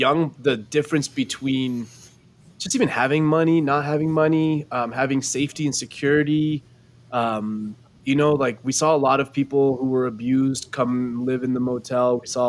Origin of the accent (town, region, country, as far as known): Los Angeles, California, United States; born or raised there